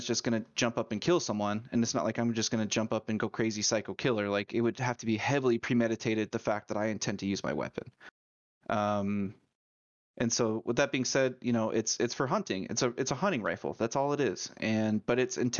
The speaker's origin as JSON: {"language": "English", "region": "Idaho", "country": "United States", "tie": "born or raised there", "said": "I grew up in Idaho"}